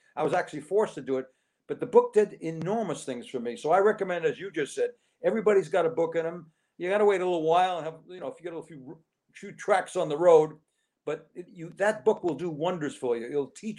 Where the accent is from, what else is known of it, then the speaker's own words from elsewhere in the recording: Los Angeles, California, United States; born there; I was born in Los Angeles.